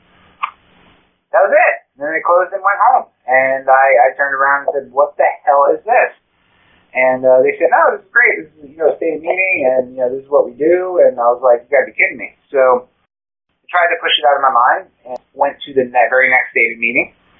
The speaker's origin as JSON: {"language": "English", "region": "New York", "country": "United States", "tie": "born or raised there", "also_born_or_lived": "Maryland", "moved": "as an adult", "lives_now": "Northern Virginia, United States", "said": "my wife and I grew up in New York. So we're transplants from the New York area"}